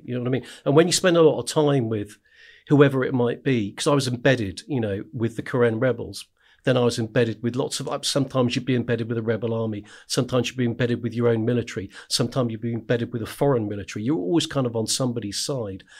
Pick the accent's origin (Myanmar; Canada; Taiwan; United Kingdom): United Kingdom; West Dorset, South West England; I grew up in the middle of nowhere in West Dorset